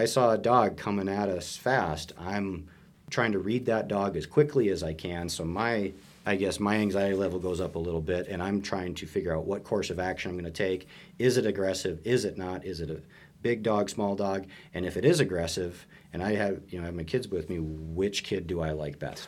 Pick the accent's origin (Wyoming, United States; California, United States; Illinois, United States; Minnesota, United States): Minnesota, United States; moved away as an adult; also born or lived in Montana; I grew up in Minnesota